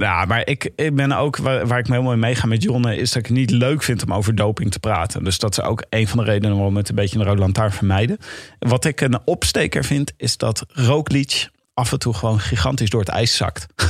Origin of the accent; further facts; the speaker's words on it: Leiden, South Holland, Netherlands; Ik kom uit Leiden